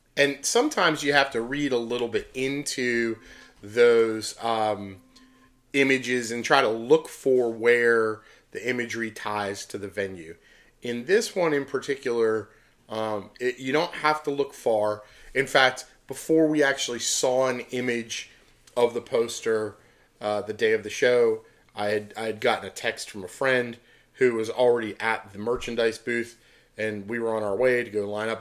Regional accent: Pittsburgh, Pennsylvania, United States; moved away; Pittsburgh, that's my hometown

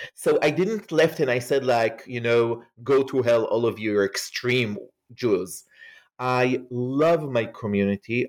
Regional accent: Israel; English is a second language; as you can hear probably from my accent, um, I am not an American. I grew up in Israel

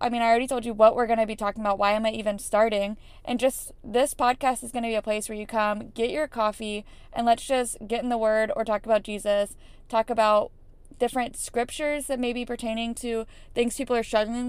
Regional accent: Florida, United States; I grew up in Florida with amazing family and amazing parents

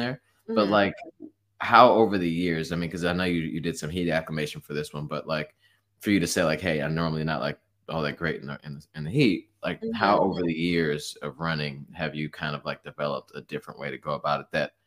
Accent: Detroit, Michigan, United States; moved away; I'm a Midwest guy, like I'm from Detroit area.

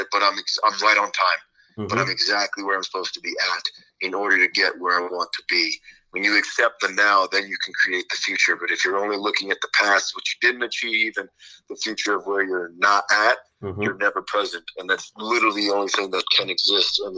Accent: Long Island, New York, United States; I'm from Long Island, New York

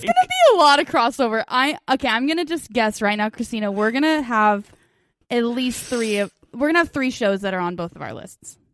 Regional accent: United States; we're American

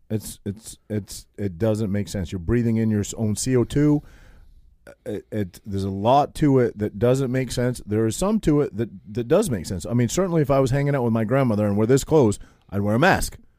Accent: Maine, United States; moved away; also born or lived in New Jersey; a kid from a little, tiny town of eight hundred people in Maine, total hillbilly, total hick

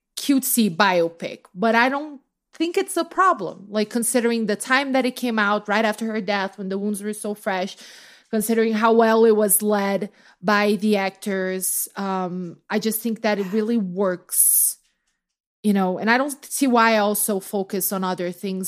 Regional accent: Brazil; now in United States; as a Brazilian

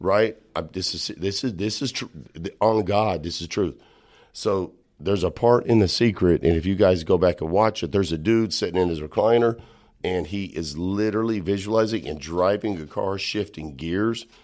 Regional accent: Texas Panhandle, United States; I'm from the Texas Panhandle

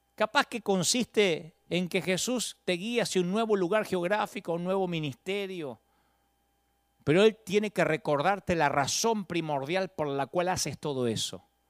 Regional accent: Billinghurst, Buenos Aires Province, Argentina; yo nací en Billingwood, San Martín

